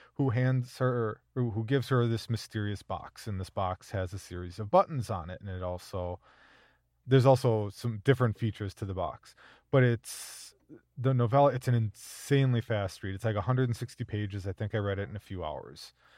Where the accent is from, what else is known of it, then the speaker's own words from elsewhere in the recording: Minnesota, United States; as a Minnesotan